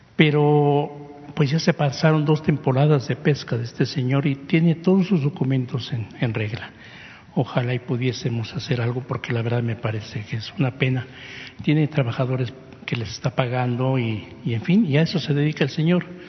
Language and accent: Spanish; Mexico; somos mexicanos